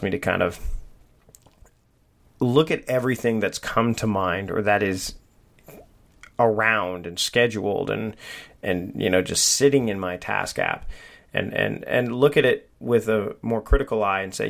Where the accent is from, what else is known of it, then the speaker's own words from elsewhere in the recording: Hamilton, Ontario, Canada; moved away; also born or lived in Vancouver Island; I'm originally from the Hamilton area. But I actually spent my high school years in a town called Waterdown